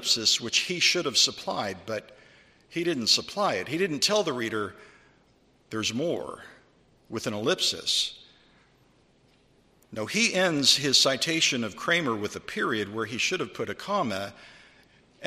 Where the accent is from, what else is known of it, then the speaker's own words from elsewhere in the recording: California, United States; I was raised in California